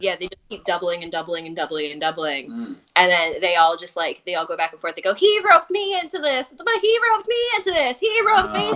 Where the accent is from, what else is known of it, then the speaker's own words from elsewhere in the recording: East Brunswick, New Jersey, United States; I'm also from East Brunswick